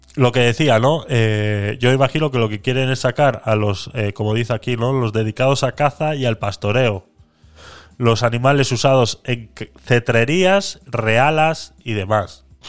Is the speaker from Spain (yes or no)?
yes; Vitoria-Gasteiz, Basque Country, Spain; yo soy de Vitoria